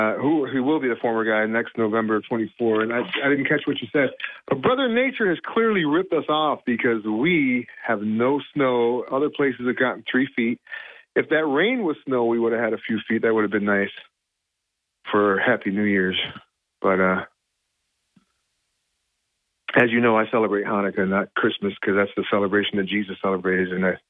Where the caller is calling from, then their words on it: Binghamton, New York, United States; in Binghamton.